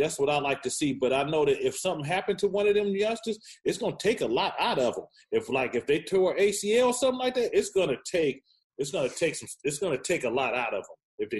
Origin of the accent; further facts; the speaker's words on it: the Bay Area, California, United States; because I'm from the Bay. At the end of the day, I represent the Bay Area.